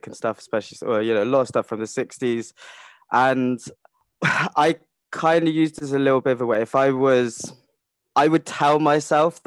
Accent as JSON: {"language": "English", "area": "Cornwall", "region": "South West England", "country": "United Kingdom", "tie": "born or raised there", "said": "I grew up in Cornwall"}